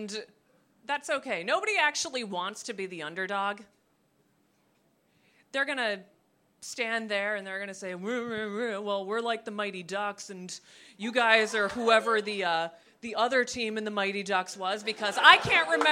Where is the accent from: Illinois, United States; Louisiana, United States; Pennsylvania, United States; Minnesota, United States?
Minnesota, United States; St. Paul; moved away; I'm originally from St. Paul